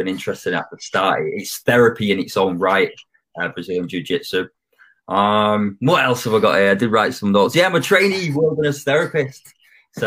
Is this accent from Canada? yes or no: no; Manchester, North West England, United Kingdom; also born or lived in Australia / Thailand; I'm from Manchester